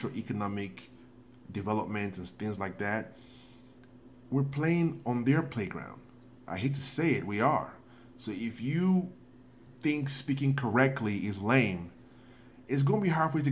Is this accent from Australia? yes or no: no; Nigeria; now in United States; growing up in Africa, where education is almost like you have no choice. Coming to the United States